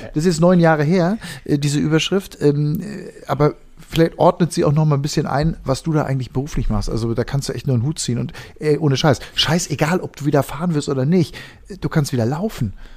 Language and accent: German; Ennepetal, North Rhine-Westphalia, Germany; Ich komme aus der Ecke, wo Ralf Waldmann herkam. Ähm, und bin als Kind, ähm, wir waren immer sehr stolz auf unseren Ennepetaler Ralf Waldmann